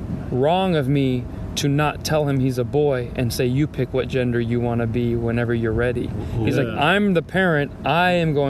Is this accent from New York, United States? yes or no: no; Reno, Nevada, United States; now in Los Angeles, United States; I didn't know anything about being Persian, so I found out when I moved to LA, because I'm from Reno, Nevada, and so we're just regular American family with an Iranian dad.